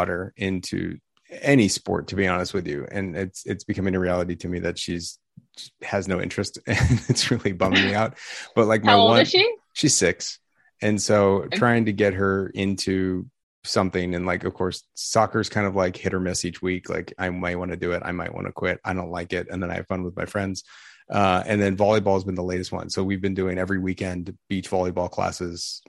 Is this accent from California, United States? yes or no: yes; Orange County, California, United States; moved away as an adult; now in Los Angeles, United States; I'm from Orange County. I grew up in Orange County, and then I went to USC